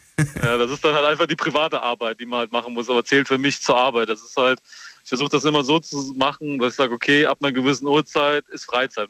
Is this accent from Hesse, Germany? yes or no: yes; Limburg an der Lahn, Hesse, Germany; Ich bin nicht aus Niederlimburg, ich bin aus Limburg.